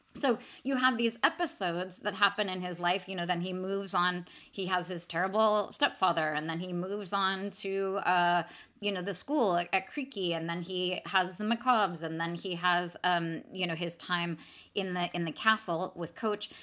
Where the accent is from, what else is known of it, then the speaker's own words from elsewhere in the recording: Atherton, California, United States; my hometown of Atherton, so Atherton, California